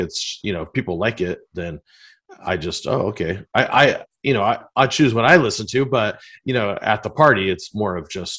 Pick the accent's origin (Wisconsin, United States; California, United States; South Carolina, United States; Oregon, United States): California, United States; Long Beach; I'm from Long Beach